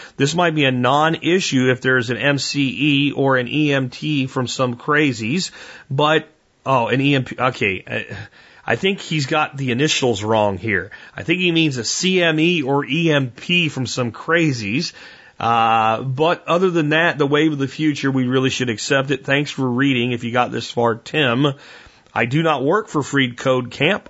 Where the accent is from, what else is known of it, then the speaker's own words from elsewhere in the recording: United States; also born or lived in North Texas; I'm an American